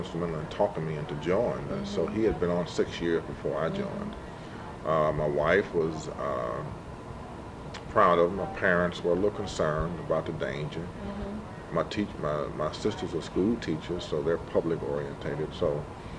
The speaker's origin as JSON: {"language": "English", "town": "St. Louis", "region": "Missouri", "country": "United States", "tie": "born or raised there", "said": "I was born and raised in St. Louis"}